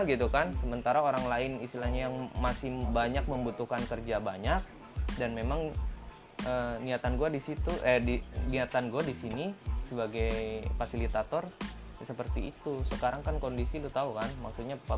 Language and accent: Indonesian; Singaparna, West Java, Indonesia; ini gue orang Singaparna sebenarnya